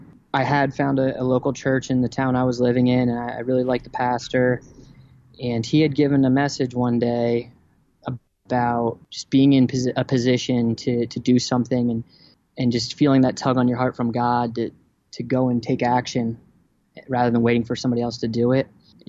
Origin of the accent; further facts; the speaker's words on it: New Jersey, United States; My family moved to New Jersey when I was, after first grade.